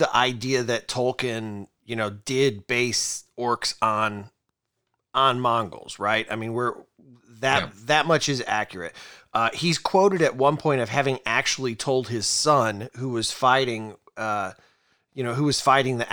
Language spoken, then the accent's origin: English; Rust Belt, United States; We're from the Rust Belt, all three of us.